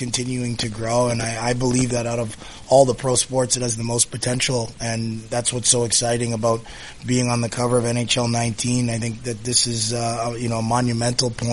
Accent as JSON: {"language": "English", "town": "Toronto", "region": "Ontario", "country": "Canada", "tie": "born or raised there", "said": "growing up in Toronto"}